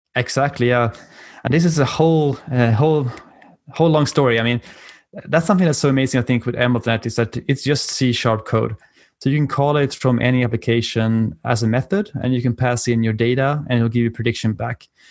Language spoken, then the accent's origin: English; Uppsala, Uppsala County, Sweden; accent: European; English is a second language; moved away as an adult; now in Washington DC, United States; my accent is from Europe and I'm, uh, originally from Sweden, in Uppsala.